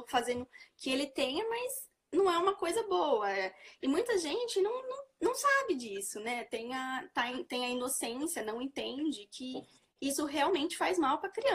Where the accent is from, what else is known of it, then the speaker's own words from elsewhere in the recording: Araraquara, São Paulo, Brazil; Eu sou daqui de Araraquara, sou do interior de São Paulo